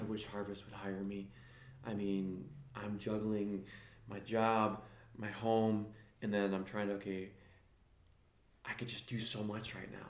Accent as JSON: {"language": "English", "town": "South Beloit", "region": "Illinois", "country": "United States", "tie": "born or raised there", "said": "I grew up in Illinois, grew up in South Beloit"}